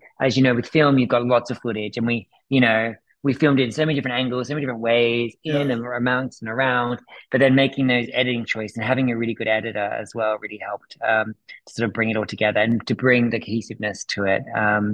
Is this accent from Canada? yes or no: no; Australia; moved away; also born or lived in United Kingdom / United States; I'm originally from Australia. I've lived in the UK. I've traveled the world. I was then in America for 5 years